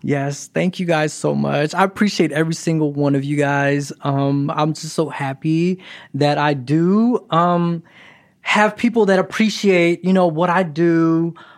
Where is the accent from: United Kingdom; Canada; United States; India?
United States; Philadelphia, Pennsylvania; also born or lived in Kentucky; now in Los Angeles, United States; I'm originally from Philadelphia. And then I made a pit stop in Kentucky